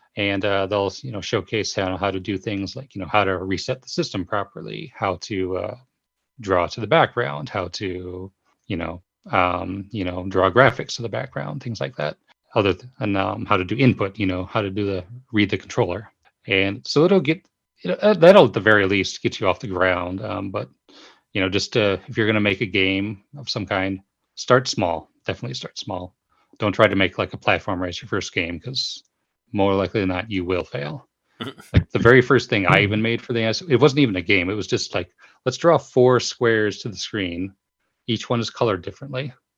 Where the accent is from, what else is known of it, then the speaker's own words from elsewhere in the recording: United States; moved away as an adult; now in Japan; go back to the U S from here, um, I'm gonna, of course, wanna go to my hometown